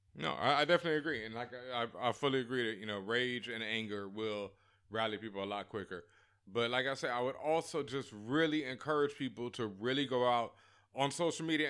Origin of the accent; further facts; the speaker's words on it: Houston, Texas, United States; my hometown, my hood, Third Ward